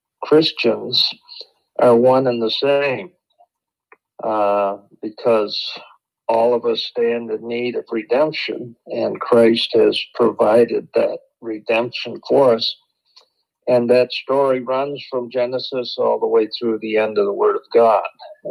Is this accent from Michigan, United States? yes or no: yes; Michigan, United States; also born or lived in Chicago, Illinois; I was born and raised in Michigan, the state of Michigan.